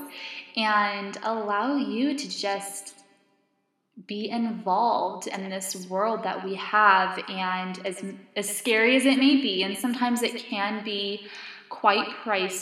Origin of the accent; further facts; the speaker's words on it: California, United States; California, which is actually my home state